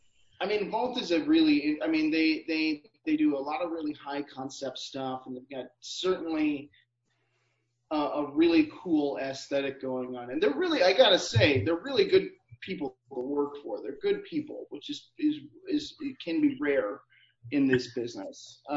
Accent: Midwest, United States; I'm a Midwesterner though, and I don't celebrate until it's over with.

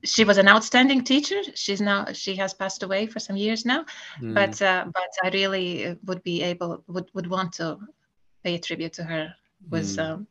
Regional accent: Latvia; English is a second language; now in Estonia; I grew up in Latvia.

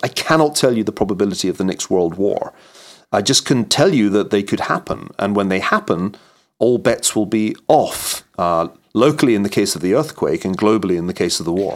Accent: Scot, Scotland, United Kingdom; as a Scot, like Norman Stone, I was just better trained at maths than my English counterparts

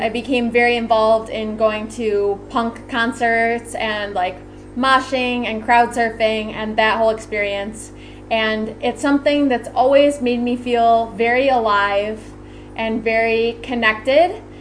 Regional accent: Rochester, New York, United States; I come from Rochester New York

